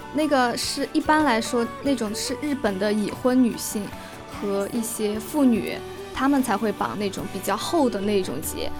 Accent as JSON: {"language": "Chinese", "region": "Sichuan", "country": "China", "moved": "yes", "said": "因为我来自四川嘛"}